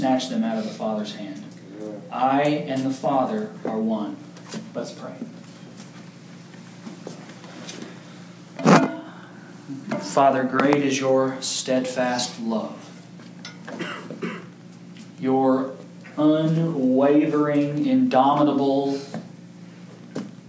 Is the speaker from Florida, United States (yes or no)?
no; Kentucky, United States; I'm from Kentucky